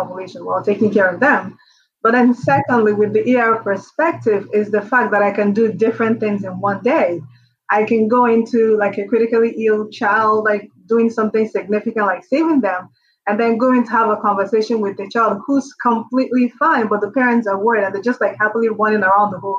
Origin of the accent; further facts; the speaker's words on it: Nigeria; moved away as an adult; also born or lived in New York, United States; now in Columbus, United States; I am originally Nigerian. I was born, raised in Nigeria, did up until my medical school in Nigeria.